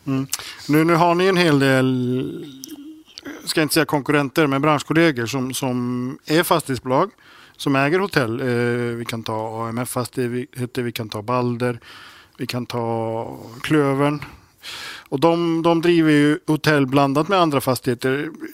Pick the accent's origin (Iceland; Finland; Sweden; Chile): Iceland; moved away; när jag var grabb på Island